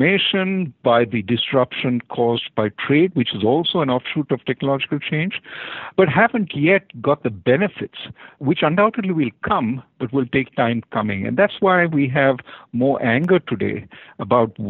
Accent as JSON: {"language": "English", "country": "India", "tie": "born or raised there", "moved": "yes", "said": "When I grew up in India, we used to live in apartment buildings"}